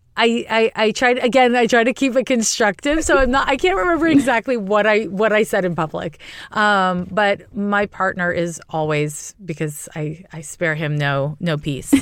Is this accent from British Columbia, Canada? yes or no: no; Montreal, Quebec, Canada; moved away as an adult; also born or lived in California; now in San Francisco, United States; was raised in Canada. I'm from Montreal, uh, and I live in California